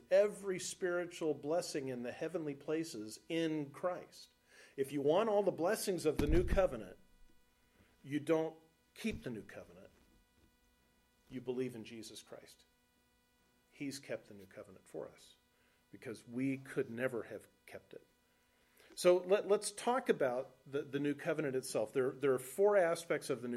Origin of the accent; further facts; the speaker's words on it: Los Alamitos, California, United States; moved away as an adult; now in Nebraska, United States; the house I grew up in Los Alamitos, California